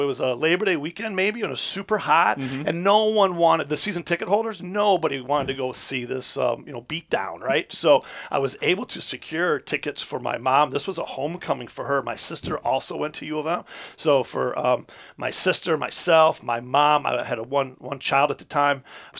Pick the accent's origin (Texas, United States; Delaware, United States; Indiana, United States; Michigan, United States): Michigan, United States; Birmingham; also born or lived in Livonia, Michigan / Commerce Township, Michigan; we were raised in Birmingham, and I'm a proud graduate of Ernest W. C. Holm High School